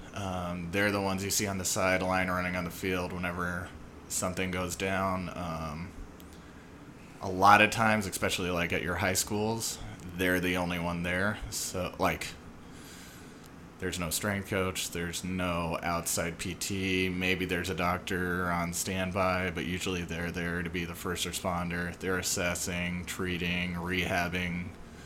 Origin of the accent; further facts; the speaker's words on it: Colorado, United States; moved away as an adult; also born or lived in Phoenix / California; I'm from Colorado. Went to school there for undergrad